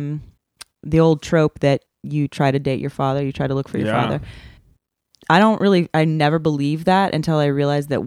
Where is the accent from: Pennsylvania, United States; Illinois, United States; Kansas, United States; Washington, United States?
Kansas, United States; now in Southern California, United States; I'm from Kansas